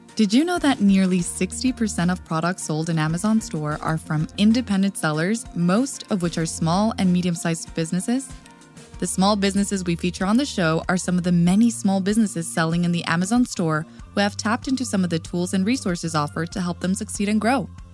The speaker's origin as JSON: {"language": "English", "country": "Mexico", "tie": "born or raised there", "second_language": "English", "said": "Growing up in Mexico and crossing the border to study in the States"}